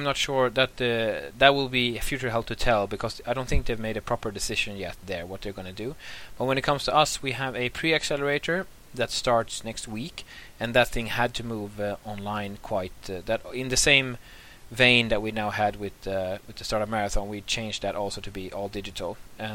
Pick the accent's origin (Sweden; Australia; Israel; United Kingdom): Sweden; also born or lived in Åland; now in Turku, Finland; I'm from Sweden originally, but I've lived in Finland for some time, and also lived in Ahvenanmaa, but I'm happy now living in Turku